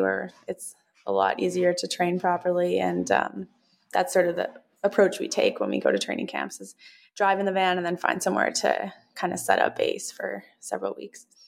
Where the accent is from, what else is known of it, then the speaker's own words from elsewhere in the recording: Canada; also born or lived in Oregon; I'm Canadian, so we spend kind of half the year there